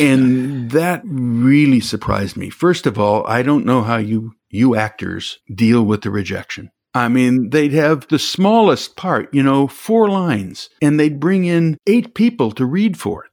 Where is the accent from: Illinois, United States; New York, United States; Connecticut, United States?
Illinois, United States; Chicago; I'm from Chicago